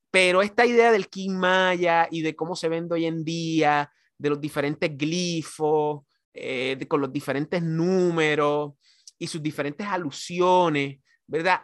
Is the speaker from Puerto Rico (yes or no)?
yes; Puerto Rico; yo como caribeño y como, como puertorriqueño, antillano